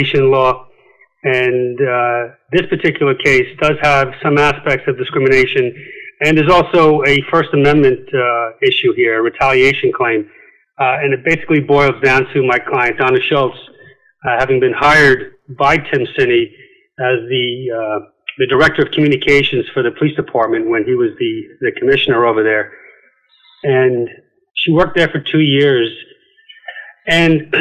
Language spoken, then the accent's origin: English; County Wicklow, Leinster, Ireland; moved away; also born or lived in Manhattan, New York / Queens, New York / Virginia / Suffolk County, New York; I grew up in County Wicklow in Ireland, moved back to the States, graduated high school in Queens